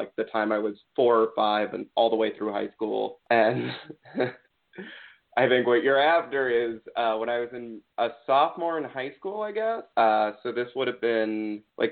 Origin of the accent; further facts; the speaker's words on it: Potomac, Maryland, United States; also born or lived in New York; I grew up, like, born and raised in Potomac, Maryland